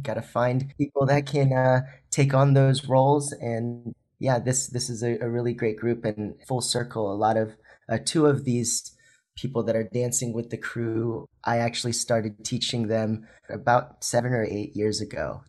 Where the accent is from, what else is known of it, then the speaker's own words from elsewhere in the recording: Philippines; moved away; I was born in the Philippines